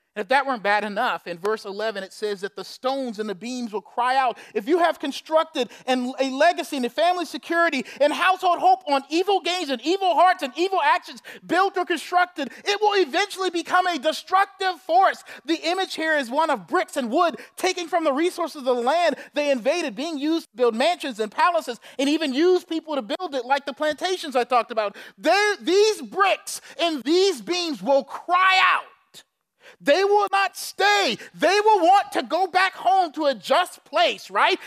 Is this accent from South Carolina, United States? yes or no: yes; Charleston, South Carolina, United States; I'm from Charleston, South Carolina. I know a lot because you had to learn it in school about slavery and Civil War and everything else. On our school trips, we'd go to the plantations